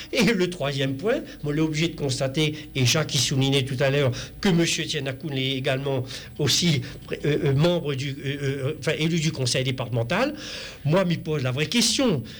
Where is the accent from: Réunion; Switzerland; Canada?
Réunion; en tant que réunionnais